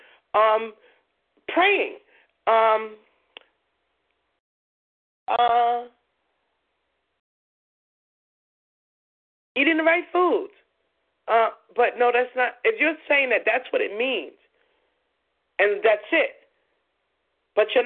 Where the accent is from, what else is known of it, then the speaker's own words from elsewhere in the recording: New York City, New York, United States; I was born and raised in Coney Island